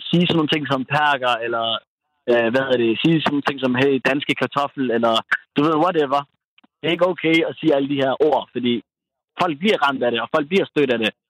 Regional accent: Somalia; now in Denmark; jeg kommer fra Somalia, jeg har boet i Danmark i så og så mange år, ja, vi spiser ris og bananer, øh, og der er sikkert mange, der griner derude, fordi vi somalier kan godt lide ris og bananer

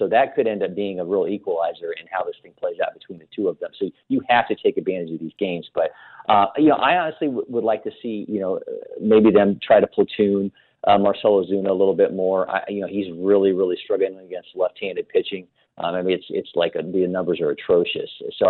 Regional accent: Ohio, United States; now in Atlanta, United States; I really didn't like the Indians growing up in Ohio either.

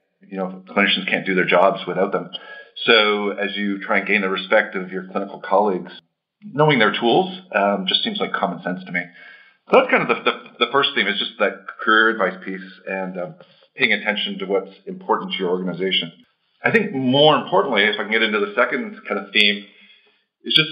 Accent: Toronto, Ontario, Canada; accent: Canadian; moved away as an adult; also born or lived in Chicago; now in Boston, United States; I'm born and raised in Toronto. So if you pick up a Canadian accent, that's what you're hearing

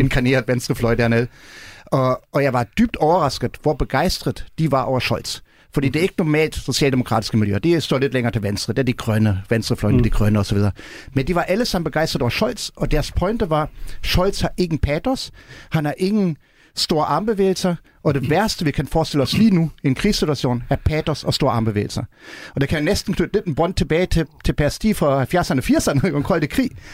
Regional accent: Germany; now in Denmark; vi som tysker

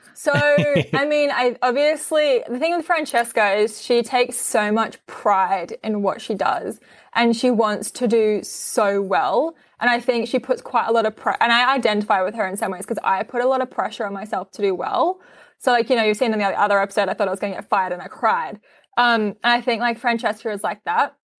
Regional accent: Australia; I'm Australian

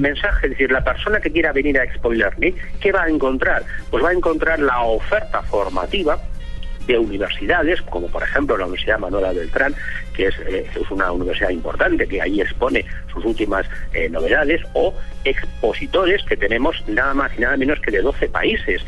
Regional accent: Barcelona, Catalonia, Spain; yo soy español, soy de Barcelona

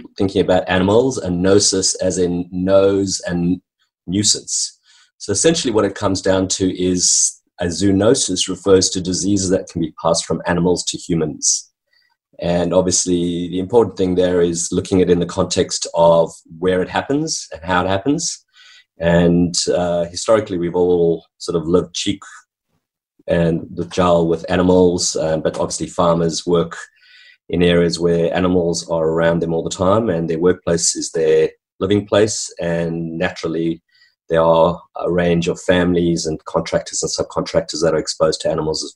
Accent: South Africa; moved away as an adult; also born or lived in New Zealand; now in Hamilton, Australia; my background in growing up in country South Africa

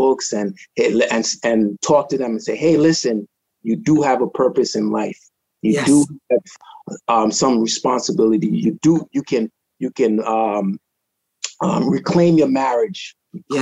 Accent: Trinidad & Tobago; also born or lived in Rhode Island, United States; now in Florida, United States; I was born in Trinidad. I came in 87

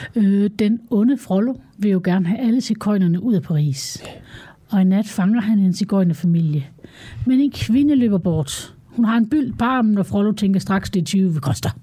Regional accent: Denmark; nu er vi jo danskere

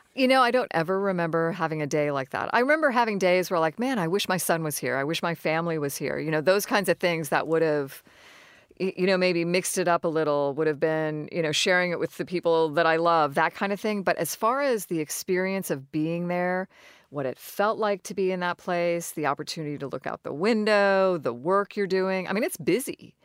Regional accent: Florida, United States; I grew up in Florida. I considered Florida my home.

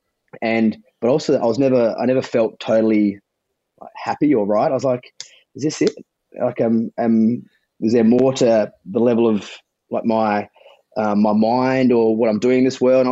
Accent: Adelaide, South Australia, Australia; accent: South Australian; also born or lived in Sydney; now in Byron Bay, Australia; I was in Sydney for 10 years prior to this, but I was born in Adelaide.

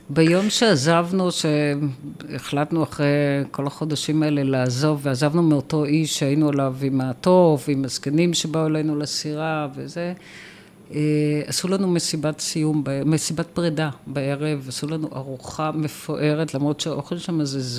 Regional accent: Israel; אנחנו באים מישראל.

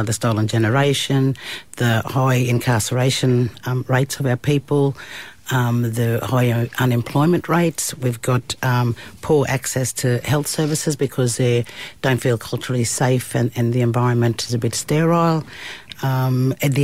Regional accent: Cunnamulla, Queensland, Australia; I was born in Cunnamulla in 66

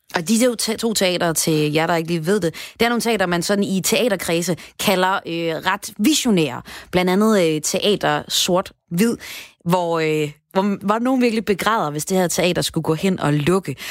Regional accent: Aalborg, North Denmark Region, Denmark; jeg kommer fra Aalborg

